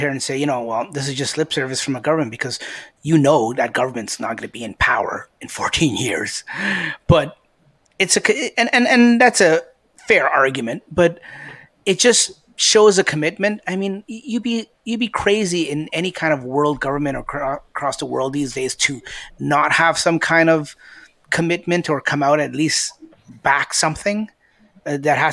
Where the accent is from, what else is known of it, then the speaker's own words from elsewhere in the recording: Canada; we're all Canadian. It's an all-Canadian